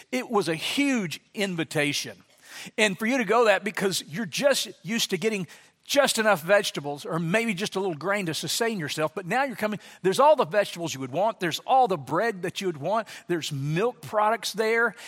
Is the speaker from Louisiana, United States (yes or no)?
yes; Louisiana, United States; moved away as an adult; now in Dallas, United States; I grew up in Louisiana